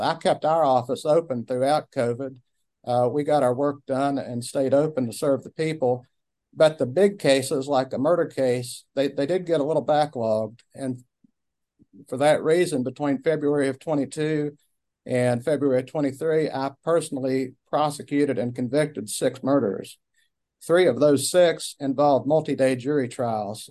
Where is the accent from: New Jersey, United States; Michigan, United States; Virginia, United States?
Virginia, United States; Abingdon; I was born and raised in Washington County